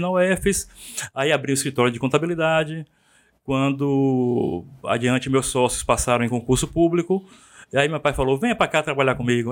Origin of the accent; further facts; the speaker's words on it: Feira de Santana, Bahia, Brazil; Eu vim na barriga de minha mãe, nasci aqui em Feira de Santana